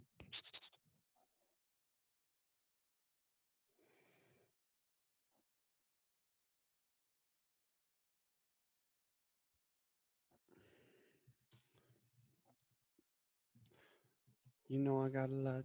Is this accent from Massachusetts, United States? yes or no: yes; Lincoln and Cambridge, Massachusetts, United States; I'm from Lincoln and Cambridge, Mass. My parents were split.